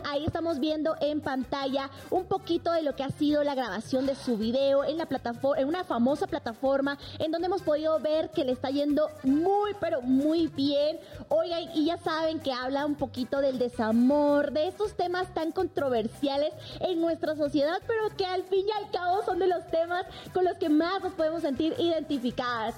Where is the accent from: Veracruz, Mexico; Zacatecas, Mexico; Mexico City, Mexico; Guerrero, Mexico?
Mexico City, Mexico; en la capital, por ejemplo, que es mi tierra natal